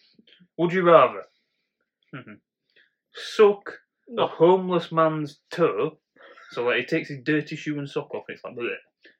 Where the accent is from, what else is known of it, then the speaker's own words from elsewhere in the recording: Birmingham, West Midlands, United Kingdom; It's like, you're right, mate. I'm from Birmingham.